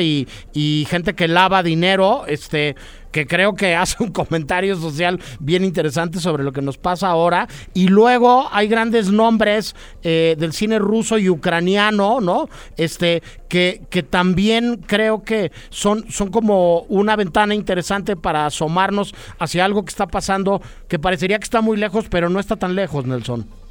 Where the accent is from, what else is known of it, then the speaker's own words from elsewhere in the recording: Mexico City, Mexico; como somos chilangos o, pasan muchas cosas acá en la CDMX